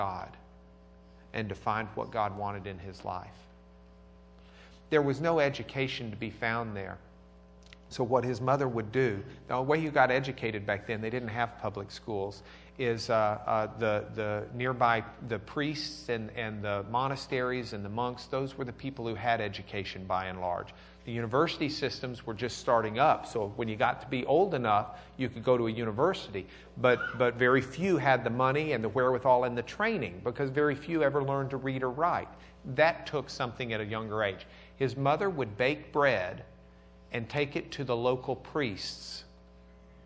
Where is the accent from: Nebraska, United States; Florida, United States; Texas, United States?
Texas, United States; Lubbock; I'm from Lubbock